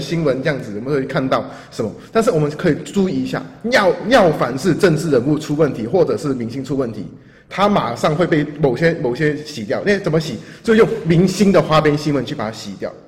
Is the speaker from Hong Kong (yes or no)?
yes; Hong Kong; now in Taiwan; 我在作为一个香港人啊，在台湾这个环境生活那么久